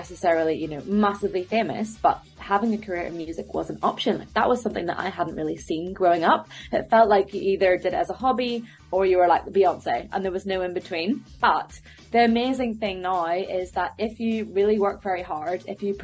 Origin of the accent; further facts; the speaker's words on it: Belfast, Northern Ireland, United Kingdom; now in London, United Kingdom; I'm from Belfast, currently based over in London